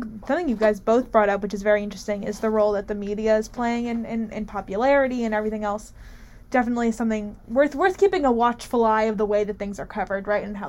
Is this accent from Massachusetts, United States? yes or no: no; Chatham Township, New Jersey, United States; moved away; my hometown of Chatham Township, New Jersey